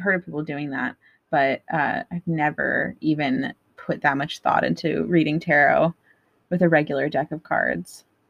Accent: Tucson, Arizona, United States; we just ate a cactus together because we're from Tucson.

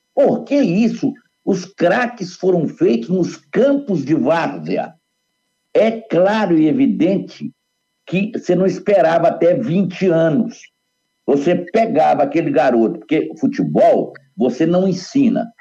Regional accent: Minas Gerais, Brazil; voltando para a minha terra

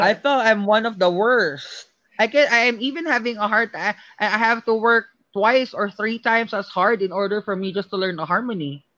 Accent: Philippines; moved away as an adult; now in United States; as a Filipino here and, and as an international stud, student here in the US

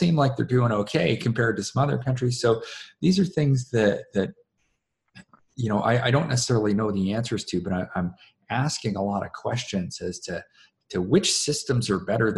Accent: Canada; me being a Canadian

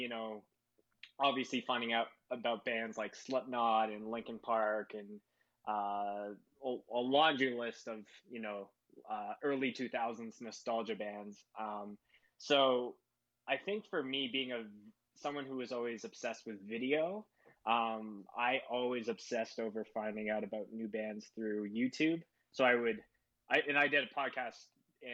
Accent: Winnipeg, Manitoba, Canada; moved away as an adult; now in Calgary, Canada; born and raised in Winnipeg. I lived there my whole life.

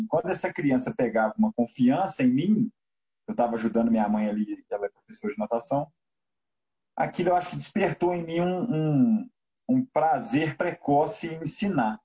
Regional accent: Belo Horizonte, Minas Gerais, Brazil; Eu sou mineiro, sou de Belo Horizonte

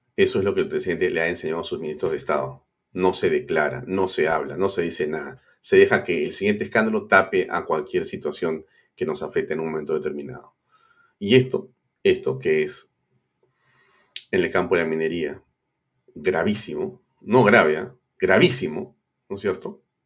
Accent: Peru; como peruano

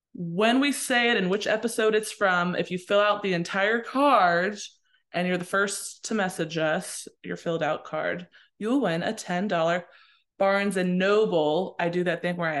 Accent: Pittsburgh, Pennsylvania, United States; I'm from Pittsburgh

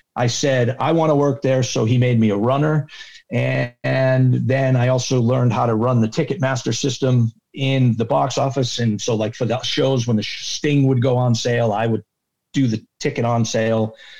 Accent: Rhode Island, United States; I grew up in Rhode Island

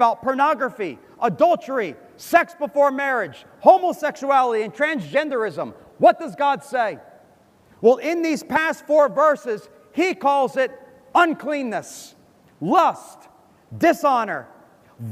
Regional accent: United States; moved away; I'm from America. I grew up in America. I went to school in America

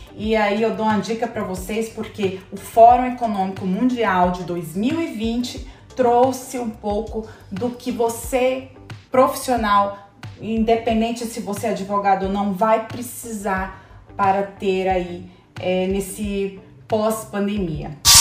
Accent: Goiás, Brazil; also born or lived in Natal; now in São Paulo, Brazil; eu sou goiana, né? Moro em São Paulo, mas eu sou de Goiás

